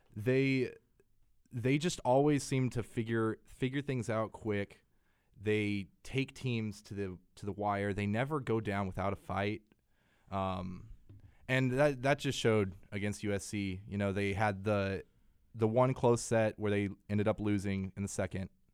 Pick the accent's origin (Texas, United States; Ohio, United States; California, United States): Texas, United States; moved away; I'm from Texas, and I was there when Texas and Texas A and M stopped playing